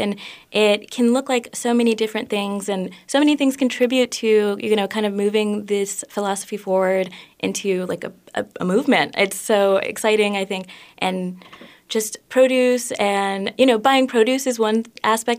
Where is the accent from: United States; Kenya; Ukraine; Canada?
United States; Minneapolis, Minnesota; I was born and raised in the Twin Cities for the most part.